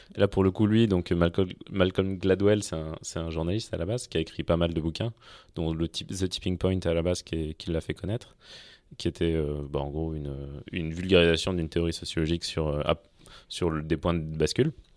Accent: Clermont-Ferrand, Auvergne-Rhône-Alpes, France; Donc moi, je viens de Clermont-Ferrand à la base. Euh, je suis auvergnat et, assez attaché, assez attaché à ça

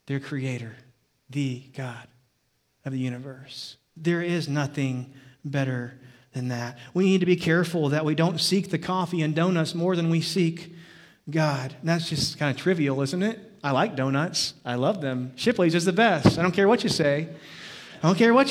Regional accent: Livingston, Texas, United States; I grew up in Livingston, Texas

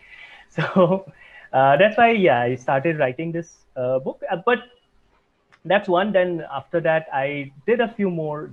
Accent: Assam, India; now in Mumbai, India; I am from India. I was born in the eastern part of India, specifically the northeast, in the state of Assam. Uh, but I have been living in Mumbai for several years now

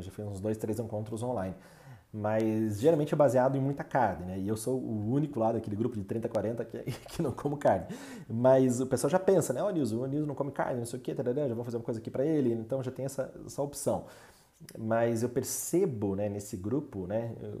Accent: Brazil; nós como brasileiros

